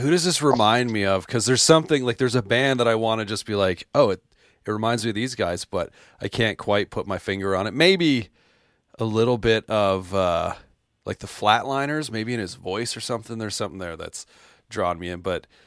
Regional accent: Canada; I'm from Canada

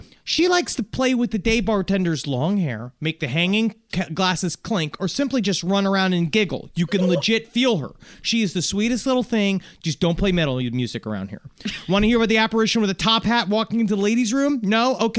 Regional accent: Illinois, United States; We are located in southern Illinois. This is incredible. But I'm from Chicagoland, and now working at this fine establishment.

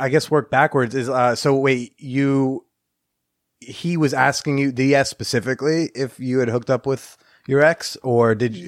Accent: Iowa, United States; also born or lived in New Jersey / Pennsylvania; I was raised in Iowa

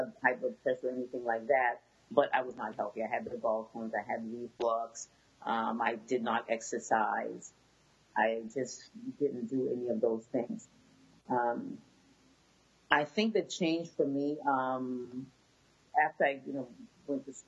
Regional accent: Boston, Massachusetts, United States; I was born and raised in Boston, Massachusetts. My family is originally from Haiti.

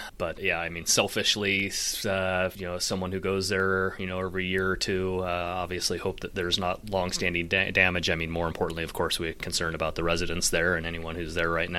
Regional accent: Portland, Oregon, United States; my old Kmart that I grew up going to in Portland here

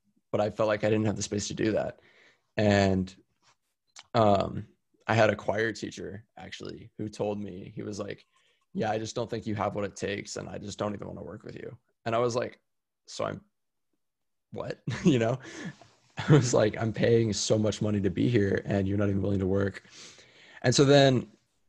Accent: Austin, Texas, United States; also born or lived in San Diego, California; Austin's my hometown. It's where I was born and raised.

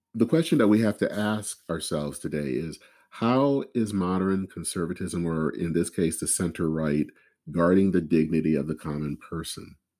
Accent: Flint, Michigan, United States; my hometown of Flint

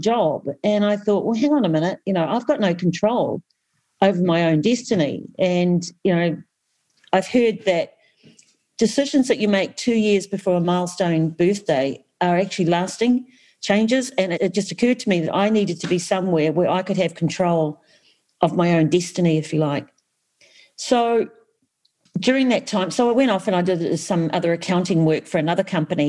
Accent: New Zealand; I was brought up in Aotearoa

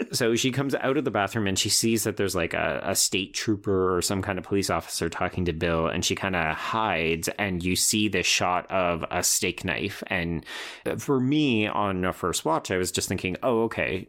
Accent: Canada; as a Canadian

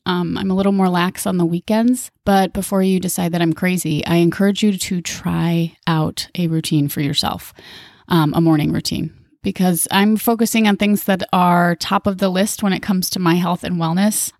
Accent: Minnesota, United States; moved away as an adult; also born or lived in Hawaii; Minnesota, my home state

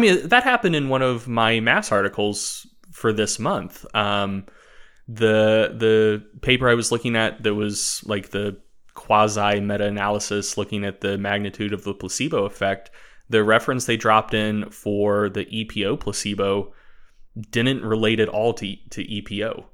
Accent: United States; I'm American

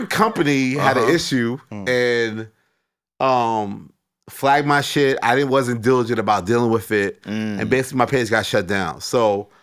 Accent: New York City, New York, United States; moved away as an adult; now in California, United States; I'm from Queens

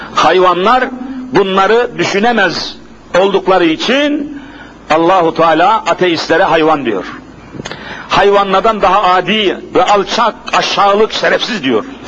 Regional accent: Bingöl, Bingöl Province, Turkey; born or raised there; moved away

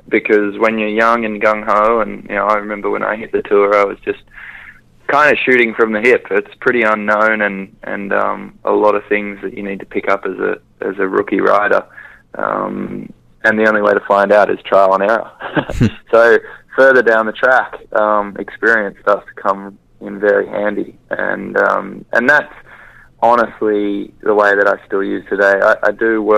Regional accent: Australia; being an Australian Winter Olympian

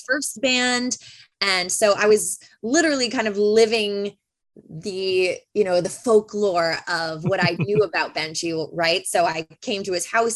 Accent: Bolton, Ontario, Canada; where I grew up in Bolton

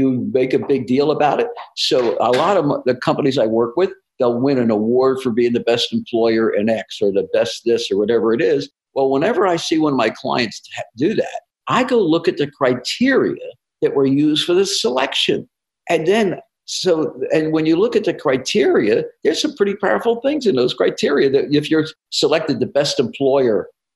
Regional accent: New Jersey, United States; moved away; I'm from New Jersey originally

